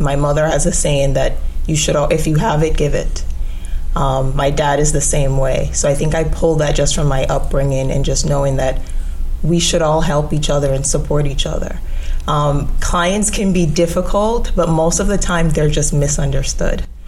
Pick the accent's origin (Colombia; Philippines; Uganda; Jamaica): Jamaica; also born or lived in New York; now in Orlando, United States; So I'm originally from Jamaica.